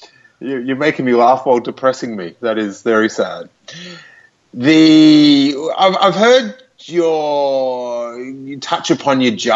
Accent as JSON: {"language": "English", "country": "Australia", "said": "I'm from Australia."}